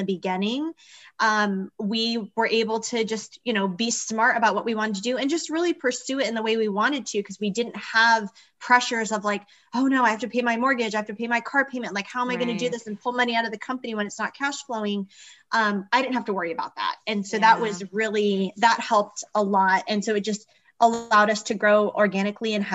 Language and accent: English; Arizona, United States; now in Las Vegas, United States; I'm an entrepreneur in Las Vegas, Nevada, originally from Arizona